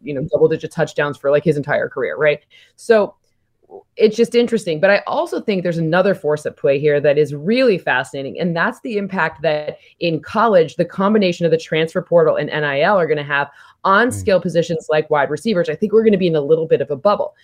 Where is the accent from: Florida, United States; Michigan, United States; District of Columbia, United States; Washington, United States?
Michigan, United States; I don't usually say I'm from Michigan